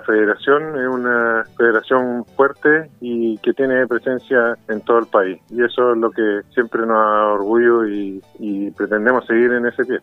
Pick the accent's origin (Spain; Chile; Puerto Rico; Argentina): Chile